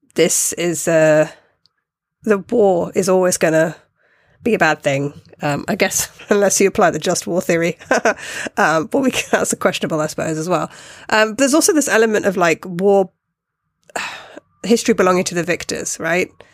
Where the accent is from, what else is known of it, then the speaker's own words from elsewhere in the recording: United Kingdom; me being a British person.